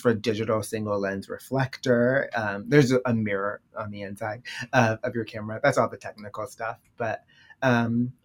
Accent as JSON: {"language": "English", "town": "Baltimore", "region": "Maryland", "country": "United States", "tie": "born or raised there", "moved": "yes", "lives_now": "New York City, United States", "said": "I'm originally from Baltimore, Maryland"}